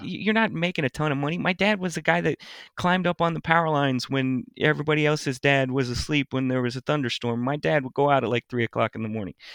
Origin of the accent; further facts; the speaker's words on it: Lewisville, Texas, United States; I grew up in Louisville. And I grew up in the new part of Louisville at the time